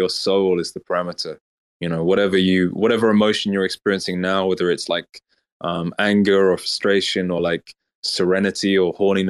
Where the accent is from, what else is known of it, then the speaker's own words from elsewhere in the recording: Lagos, Nigeria; accent: Oxford English; also born or lived in United Kingdom; Yeah, I'm from Lagos, Nigeria, but I was raised in the UK for 1 year. But when I came back to Nigeria to live with my father, he said, don't develop a Nigerian accent